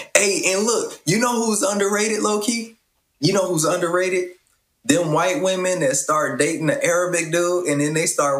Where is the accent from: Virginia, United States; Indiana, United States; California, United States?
Indiana, United States; So you know how I grew up in Indiana, right?